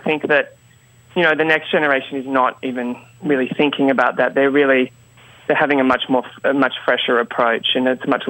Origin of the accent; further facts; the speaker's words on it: Queensland, Australia; I'm from Queensland, which, you know, it's like hot, the Texas of Australia, let's say.